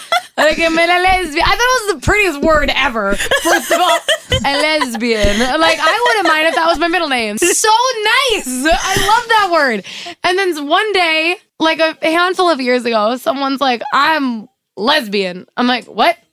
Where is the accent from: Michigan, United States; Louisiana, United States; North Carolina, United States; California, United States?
North Carolina, United States; moved away; also born or lived in Minnesota; I'm from North Carolina